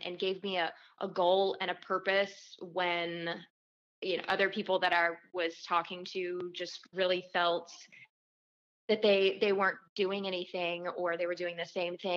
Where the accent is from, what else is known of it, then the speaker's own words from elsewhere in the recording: Little Rock, Arkansas, United States; moved away as an adult; now in Nashville, United States; I'm originally from Little Rock, Arkansas